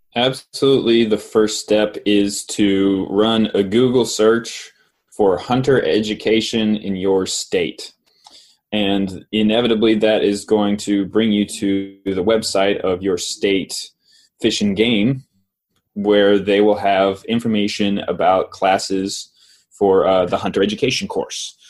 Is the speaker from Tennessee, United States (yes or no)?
yes; Knoxville, Tennessee, United States; I grew up in Knoxville